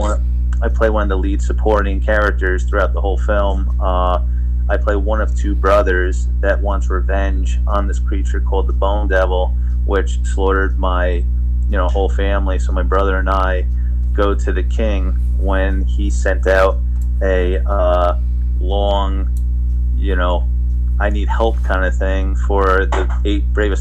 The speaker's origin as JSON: {"language": "English", "region": "New Jersey", "country": "United States", "moved": "yes", "lives_now": "Florida, United States", "said": "I was from New Jersey. I moved to Florida. So I had to take 2 years off because I had to settle into the new state."}